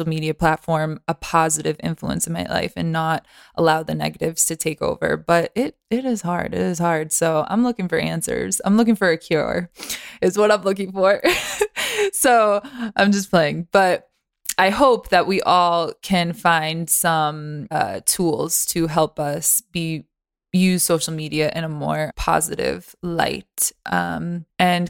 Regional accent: Boston, Massachusetts, United States; I'm actually from Boston.

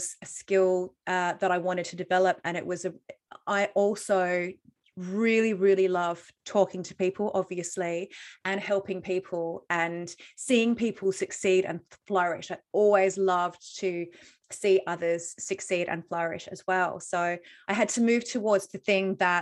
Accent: Australia; moved away; I'm Australian.

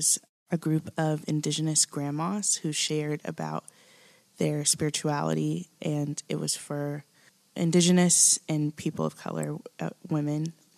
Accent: Midwest, United States; now in Nashville, United States; been transplanted here from the Midwest, so I'm still learning about the South and Southern culture. I'm married a Southerner, and it's fascinating to be here. I've lived in Nashville here for about 3 years now.

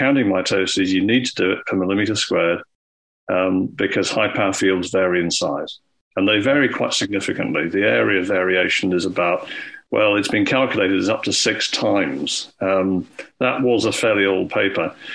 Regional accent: Scotland, United Kingdom; when I was growing up in Scotland

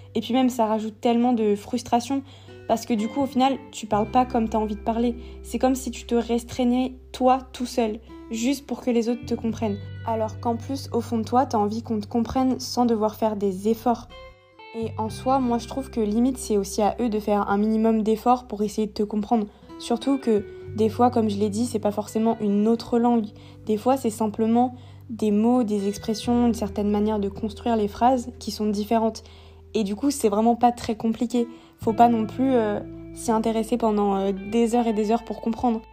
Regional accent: Réunion; moved away as an adult; also born or lived in metropolitan France; now in France; je viens de la Réunion et que là-bas on parle français

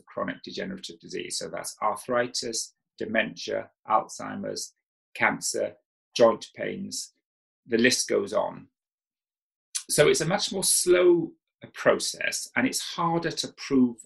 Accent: South Wales, United Kingdom; I grew up in South Wales

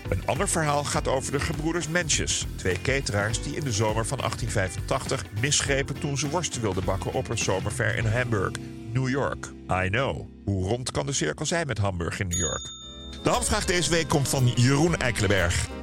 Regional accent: Netherlands; zijn wij Nederlanders

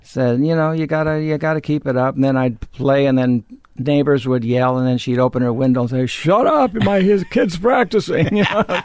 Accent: Los Angeles, California, United States; I grew up in L A. I'm a native of Los Angeles

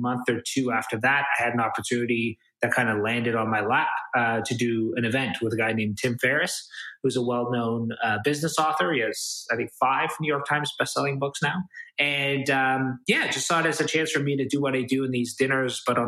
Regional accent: Toronto, Ontario, Canada; I'm kind of born and raised in Toronto, Canada

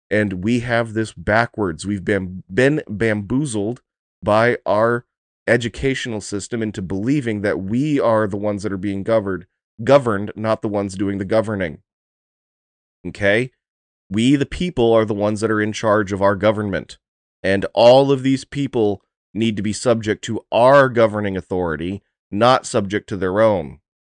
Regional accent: United States; as an American

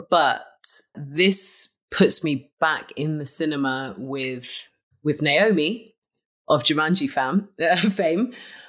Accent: Malaysia; Like I say, I'm Malaysian.

